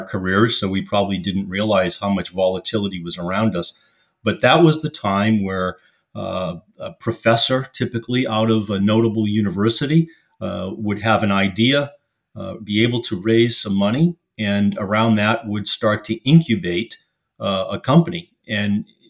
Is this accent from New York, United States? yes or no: no; Boston, Massachusetts, United States; I was born and raised in Boston, Massachusetts.